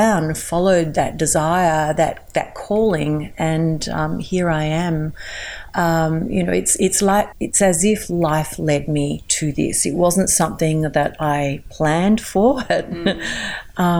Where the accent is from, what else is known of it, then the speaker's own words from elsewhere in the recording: Melbourne, Victoria, Australia; I also run workshops from my hometown, Melbourne